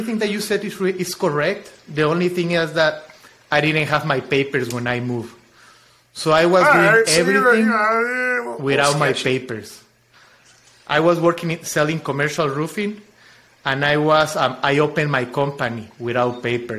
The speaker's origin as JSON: {"language": "English", "region": "Chiapas", "country": "Mexico", "tie": "born or raised there", "also_born_or_lived": "Mexico City", "second_language": "English", "moved": "as an adult", "lives_now": "Austin, United States", "said": "But I am from the south. From Mexico, I am from Chiapas"}